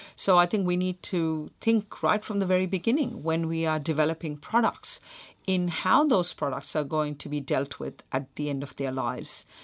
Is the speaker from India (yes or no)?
yes; Mumbai, Maharashtra, India; when I was a kid growing up in Mumbai